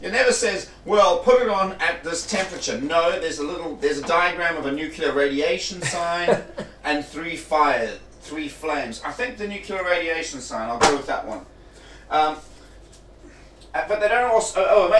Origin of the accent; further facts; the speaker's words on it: Durban, KwaZulu-Natal, South Africa; moved away as an adult; now in United Kingdom; I'm from Durban.